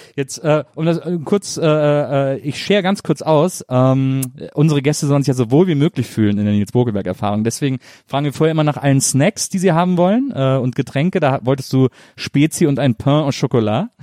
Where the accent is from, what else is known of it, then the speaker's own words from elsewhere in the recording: near Cologne, North Rhine-Westphalia, Germany; ich komme ja aus dem Rheinland, ich komme aus, aus der Nähe von Köln.